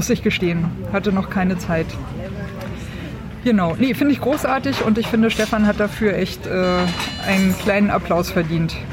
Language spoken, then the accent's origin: German; Swabia, Germany; born there; Jetzt bin ich ja in Schwaben geboren und fange dann natürlich an zu rechnen.